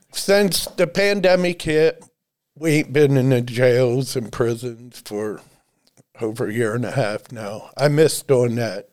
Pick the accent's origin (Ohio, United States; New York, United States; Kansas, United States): Ohio, United States; Dennison; I was born and raised in Denison, Ohio